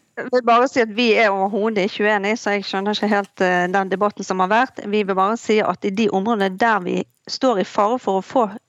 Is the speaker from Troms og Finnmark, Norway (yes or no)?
no; Bergen, Vestland, Norway; jeg kommer jo selv fra Bergen